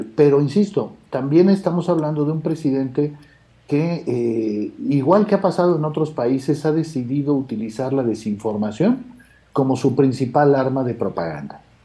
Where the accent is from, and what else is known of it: Guerrero, Mexico